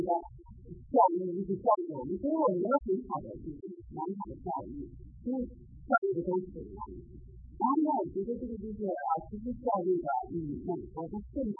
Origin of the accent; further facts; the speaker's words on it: Shanxi, China; 我们是我我们是我那个是那个山西，他要是在这个说话在山西话什么的，我真的是不会讲